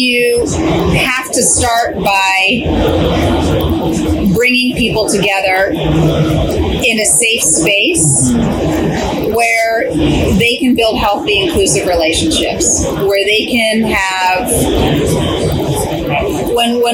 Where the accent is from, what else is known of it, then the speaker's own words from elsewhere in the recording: Pennsylvania, United States; I grew up in Pennsylvania